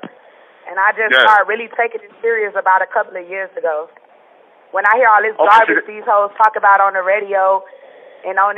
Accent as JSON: {"language": "English", "town": "Miami Gardens", "region": "Florida", "country": "United States", "tie": "born or raised there", "also_born_or_lived": "Liberty City, Miami", "said": "I was raised in Cherry City, Miami Gardens"}